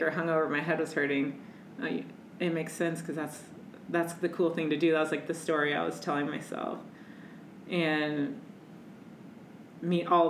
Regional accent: Midwest, United States; I'm from the Midwest

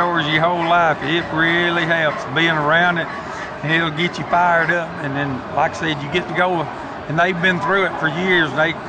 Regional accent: Jemison, Alabama, United States; I'm from Jemison, Alabama

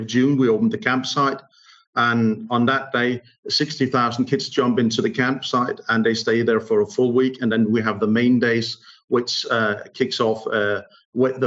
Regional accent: Odense, Southern Denmark, Denmark; English is a second language; I'm from Odense, which is the third largest city in Denmark

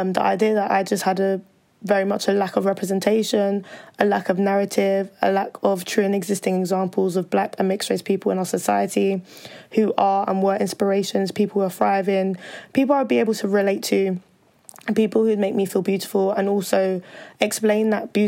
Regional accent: London, United Kingdom; I was born and raised in London in the UK

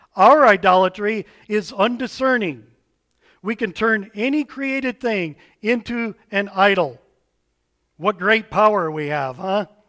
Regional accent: United States; As American Westerners

